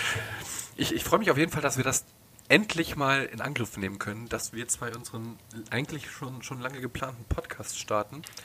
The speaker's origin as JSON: {"language": "German", "region": "North Rhine-Westphalia", "country": "Germany", "said": "Ich komme aus dem Westen. Bin ein kleiner Nordrhein-Westfaler"}